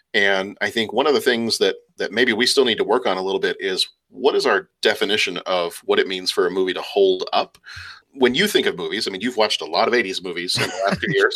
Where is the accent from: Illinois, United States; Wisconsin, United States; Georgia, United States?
Illinois, United States; Lake Forest; born or raised there; also born or lived in England